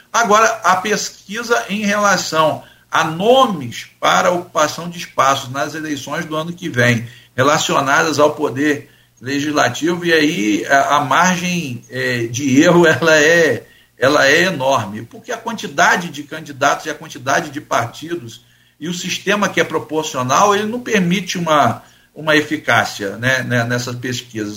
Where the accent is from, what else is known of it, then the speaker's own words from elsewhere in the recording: Campos dos Goytacazes, Rio de Janeiro, Brazil; não sou carioca, sou campista, mas sou do estado do Rio de Janeiro